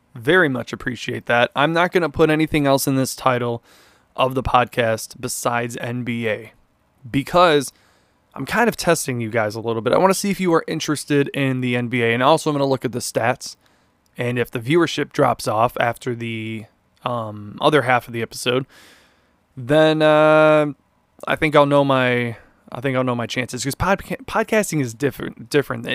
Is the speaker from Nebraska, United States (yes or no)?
no; Chicago area, Illinois, United States; I am from Chicago, not really the city